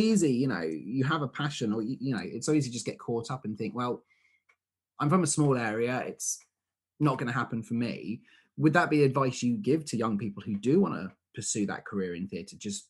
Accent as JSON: {"language": "English", "town": "Eastbourne", "region": "South East England", "country": "United Kingdom", "said": "I'm also from Eastbourne."}